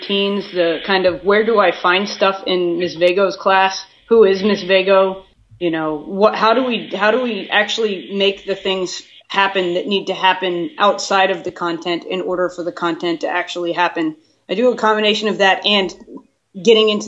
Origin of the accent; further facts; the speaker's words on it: Philadelphia, Pennsylvania, United States; now in Massachusetts, United States; I'm originally from Philadelphia, but now I teach in Walden, which is a small city just north of Boston